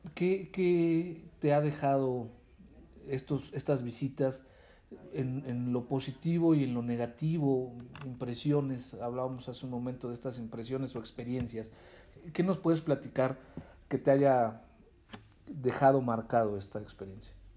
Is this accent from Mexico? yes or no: yes; Mexico